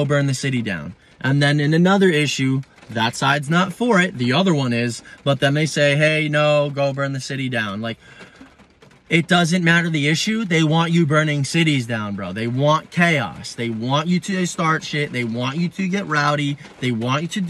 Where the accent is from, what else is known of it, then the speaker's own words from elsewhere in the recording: United States; I'm an American